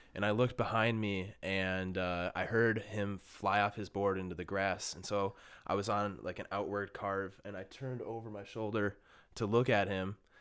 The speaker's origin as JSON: {"language": "English", "town": "Bloomington", "region": "Minnesota", "country": "United States", "tie": "born or raised there", "said": "born and raised in Minnesota, um, grew up in Bloomington"}